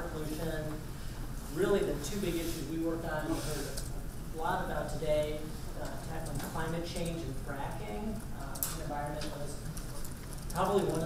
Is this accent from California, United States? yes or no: no; Minnesota, United States; accent: Midwestern; moved away as an adult; now in Philadelphia, United States; Before I moved to Philadelphia, I grew up in Minnesota